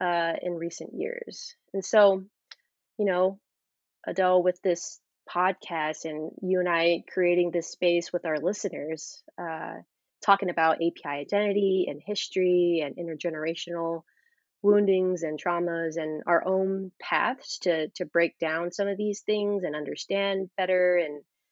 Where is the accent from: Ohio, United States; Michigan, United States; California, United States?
California, United States; Orange County; I grew up in a pretty conservative white neighborhood in Orange County